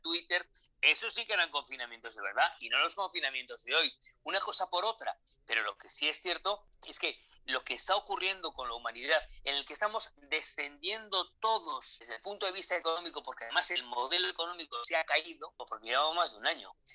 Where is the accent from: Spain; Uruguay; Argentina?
Spain; also born or lived in Mexico; en mi país